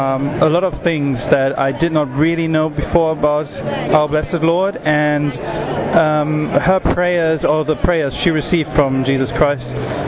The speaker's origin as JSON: {"language": "English", "country": "Germany", "said": "I'm from Germany"}